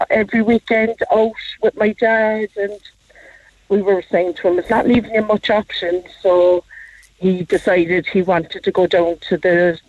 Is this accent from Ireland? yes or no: yes; Cork, County Cork, Ireland; We're from Greenmount.